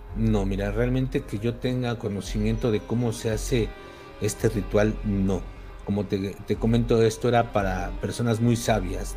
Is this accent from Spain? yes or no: no; Mexico; aquí en el pueblo donde, de donde soy